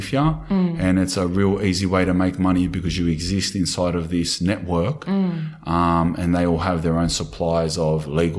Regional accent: Sydney, New South Wales, Australia; I grew up in Redfern and Glebe. We grew up in the streets.

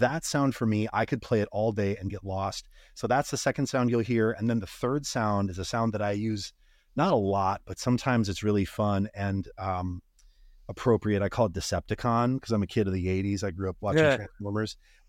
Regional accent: Montana, United States; I grew up in Northwestern Montana, parents listening to country music.

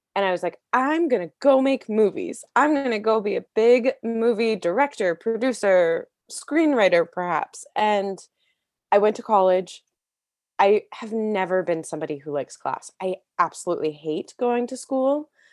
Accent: D.C., Maryland, United States; I was born outside of Washington, D C, in Maryland, and I grew up being a very creative kid

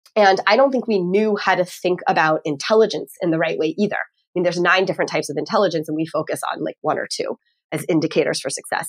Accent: Texas, United States; now in Northeast, United States; I'm from Texas originally

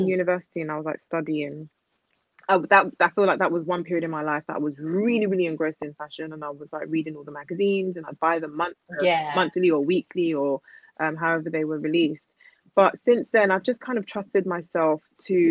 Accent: London, United Kingdom; I grew up in East London.

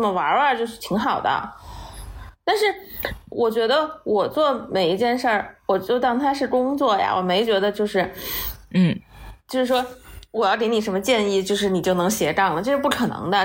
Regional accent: Chongqing, China; moved away; also born or lived in Southern United States / New York / Beijing; 因为我是在美院长大的嘛

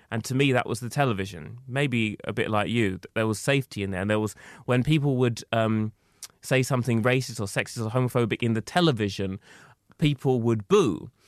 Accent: Essex, East of England, United Kingdom; I was growing up in Essex, it wasn't possible for me to be who I was

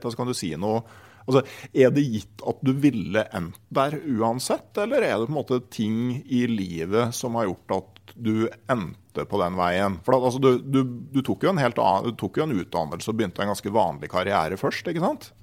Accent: Gausdal, Innlandet, Norway; moved away; also born or lived in Finnmark; der jeg vokste opp i Gausdal

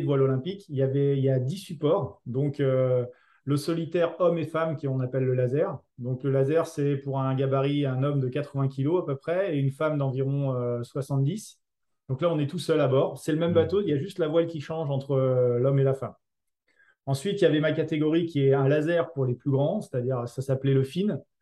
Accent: Mâcon, Bourgogne-Franche-Comté, France; je venais de Mâcon

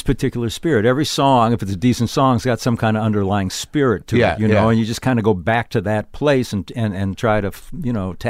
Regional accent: Racine, Wisconsin, United States; Racine, Wisconsin.

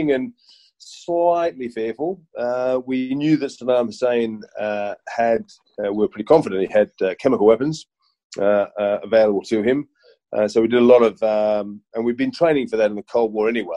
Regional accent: Sydney, New South Wales, Australia; moved away as an adult; I grew up in Sydney

